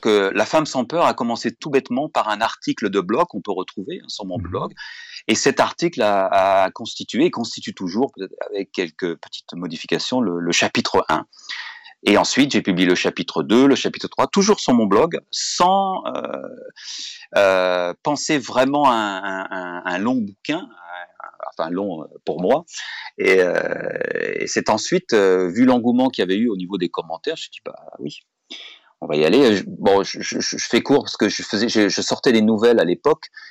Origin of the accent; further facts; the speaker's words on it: France; moved away as an adult; also born or lived in United States; Je suis français et très fier d'être français